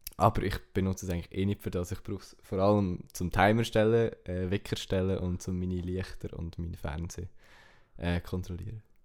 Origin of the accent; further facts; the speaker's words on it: Switzerland; German is a second language; als Schweizer halt noch schwierig, weil du entweder musst Hochdeutsch reden oder Englisch.